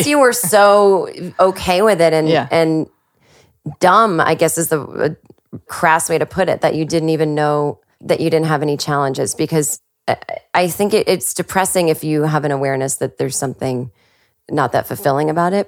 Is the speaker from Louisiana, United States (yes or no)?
no; Massachusetts, United States; moved away as an adult; also born or lived in New York; now in Los Angeles, United States; I, I did go okay. back to Massachusetts